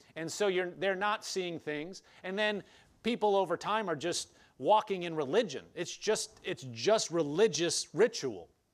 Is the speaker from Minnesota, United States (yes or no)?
no; Nebraska, United States; I grew up in Nebraska, but it wasn't on a farm